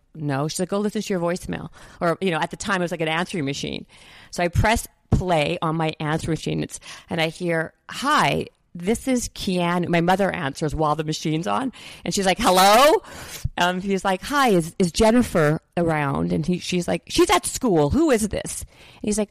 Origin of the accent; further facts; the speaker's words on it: Winnipeg, Manitoba, Canada; moved away as an adult; now in United States; I'm from Winnipeg, a small town in Canada